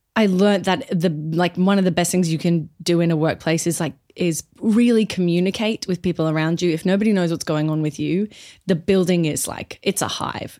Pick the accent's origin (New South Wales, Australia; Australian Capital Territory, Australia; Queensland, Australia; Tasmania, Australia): Queensland, Australia; Brisbane; moved away as an adult; also born or lived in Perth; I'm from Brisbane mostly